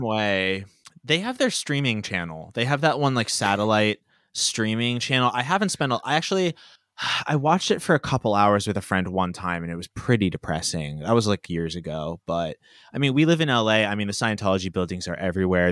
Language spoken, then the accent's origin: English; Bethlehem, Pennsylvania, United States; I grew up in Bethlehem, Pennsylvania